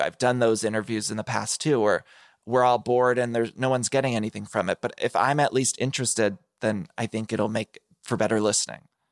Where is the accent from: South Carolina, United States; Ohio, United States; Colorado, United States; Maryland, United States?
Ohio, United States; I grew up in Ohio